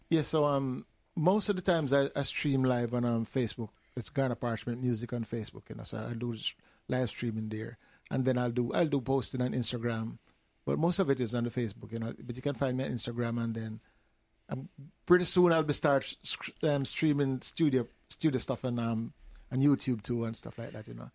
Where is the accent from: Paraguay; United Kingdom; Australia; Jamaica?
Jamaica; I'm from Jamaica. I, well, I'm from Jamaica